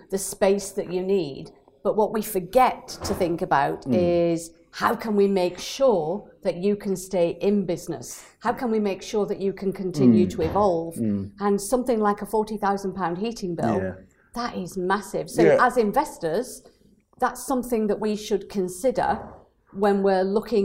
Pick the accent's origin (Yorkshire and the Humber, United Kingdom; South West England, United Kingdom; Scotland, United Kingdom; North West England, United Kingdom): North West England, United Kingdom; Burnley; moved away; I come from Burnley originally